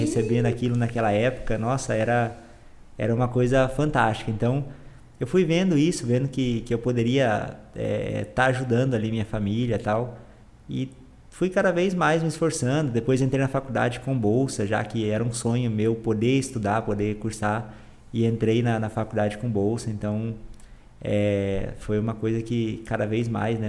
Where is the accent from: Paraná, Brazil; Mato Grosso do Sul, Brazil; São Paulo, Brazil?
Mato Grosso do Sul, Brazil; Campo Grande; also born or lived in Bonito; Sou, sou campograndense. Nasci aqui, cresci aqui